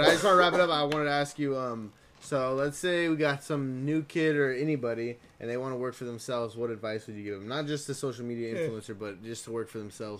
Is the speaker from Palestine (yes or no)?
no; Blythe, California, United States; moved away; I grew up in Blythe, and it was a small town.